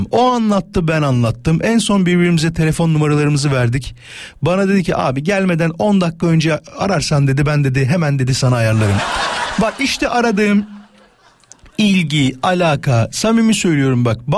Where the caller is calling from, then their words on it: Yalova, Turkey; Ben Yalova'dan.